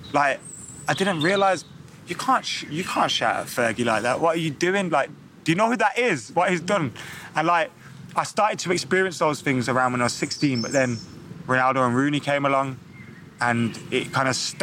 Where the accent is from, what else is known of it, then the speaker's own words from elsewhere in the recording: Lascelles, England, United Kingdom; growing up in Lascelles